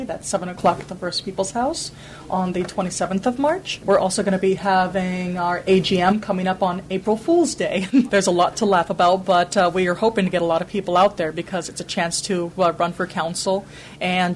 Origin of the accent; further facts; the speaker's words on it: Blackfeet Nation of Montana, United States; now in Victoria, Canada; Blackfeet Nation of Montana representing.